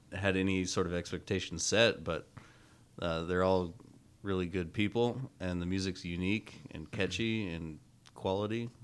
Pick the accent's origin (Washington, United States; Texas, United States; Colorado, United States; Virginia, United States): Washington, United States; Aberdeen; also born or lived in Spokane, Washington; I'm originally from Aberdeen, Washington